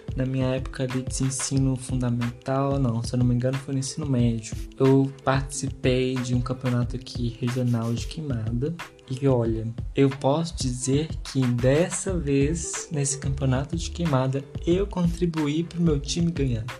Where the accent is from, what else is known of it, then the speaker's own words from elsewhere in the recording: Brazil; a gente que é brasileiro